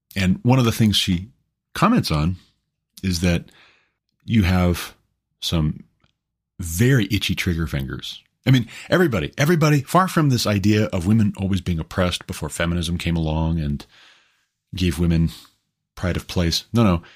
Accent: United States; I'm an American

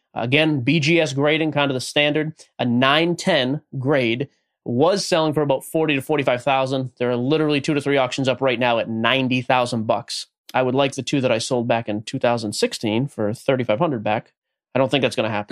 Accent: Boston, Massachusetts, United States; moved away as an adult; now in Nashville, United States; born and raised in Boston, Massachusetts, about twenty minutes north of the city

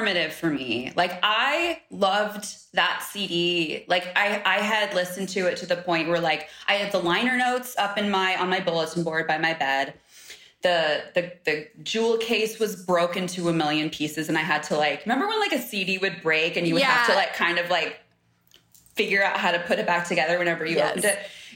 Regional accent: San Diego, California, United States; I grew up in San Diego

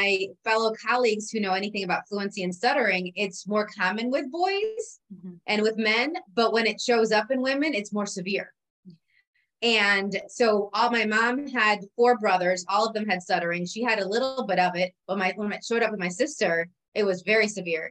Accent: Puerto Rico; I was born in Puerto Rico

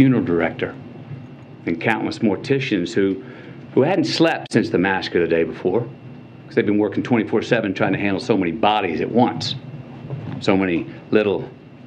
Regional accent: Uvalde, Texas, United States; my hometown, Uvalde.

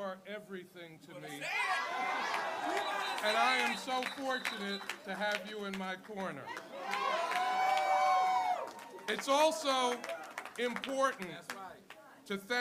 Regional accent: Buffalo, New York, United States; we're from Buffalo

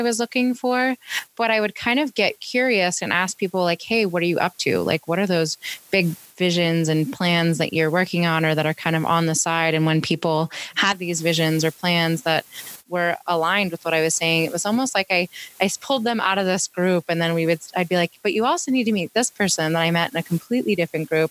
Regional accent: Pittsburgh, Pennsylvania, United States; moved away; I'm originally from Pittsburgh

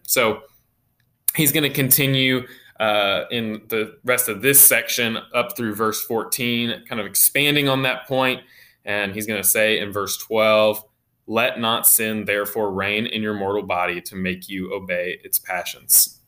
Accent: United States; as American Christians

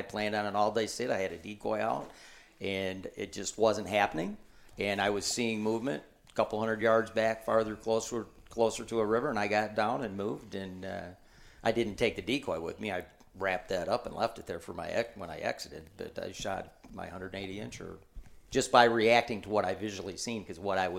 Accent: Michigan, United States; because I'm from Michigan, everything would look good

